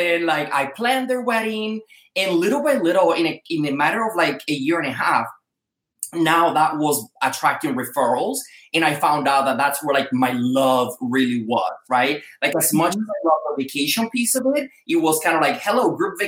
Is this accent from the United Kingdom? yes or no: no; Dominican Republic; moved away as an adult; now in United States; I was born in the Dominican Republic